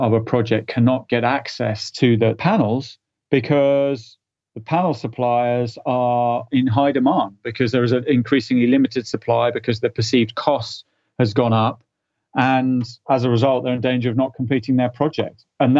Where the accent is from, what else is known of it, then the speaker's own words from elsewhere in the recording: United Kingdom; being a Brit